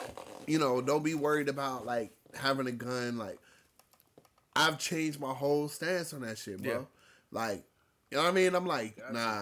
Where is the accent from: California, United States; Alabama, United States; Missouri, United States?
California, United States; Fresno; we're from Fresno